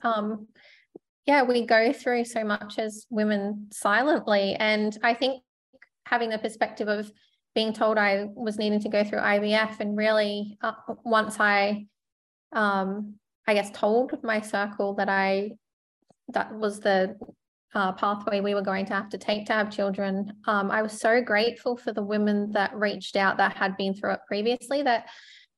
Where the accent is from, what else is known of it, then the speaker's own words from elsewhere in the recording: Sunshine Coast, Queensland, Australia; I grew up on the Sunshine Coast and it's probably a small country town by the sea at that point.